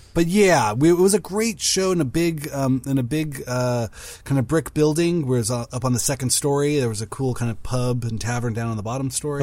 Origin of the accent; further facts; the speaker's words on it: Inland Empire, Southern California, United States; now in Los Angeles, United States; I grew up in the Inland Empire area of Southern California